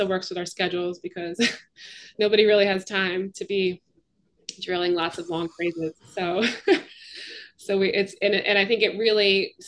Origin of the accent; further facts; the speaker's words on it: Canada; now in Philadelphia, United States; You know, I'm from Canada, and I sort of get the sense that, like, in Canada, it's tricky to describe it